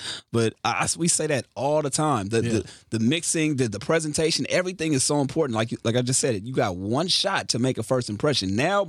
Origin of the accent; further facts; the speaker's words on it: Carson, California, United States; because he knew I was from Carson.